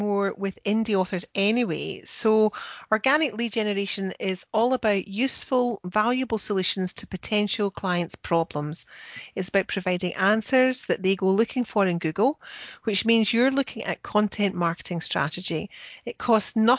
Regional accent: Scotland, United Kingdom; I'm the Scottish one.

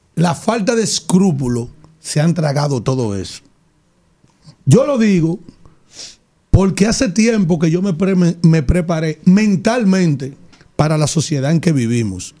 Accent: Yaguate, San Cristóbal, Dominican Republic; yo soy de Yaguate, de un pueblo cañero

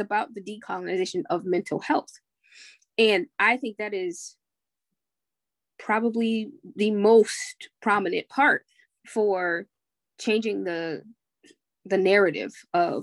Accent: United States; I'm still American

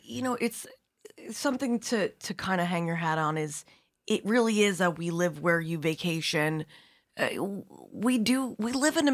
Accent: New Jersey, United States; also born or lived in Midwest; now in Long Island, United States; I'm a Jersey girl.

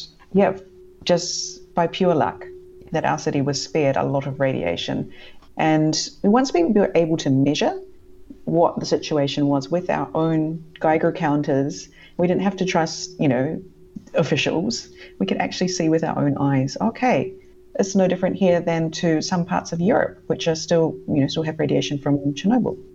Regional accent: New Zealand; also born or lived in Sweden; now in Japan; As a New Zealander

